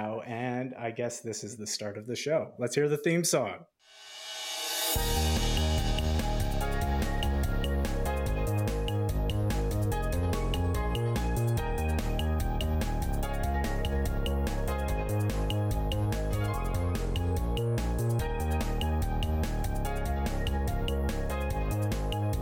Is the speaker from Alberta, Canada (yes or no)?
yes; Edmonton, Alberta, Canada; born or raised there; moved away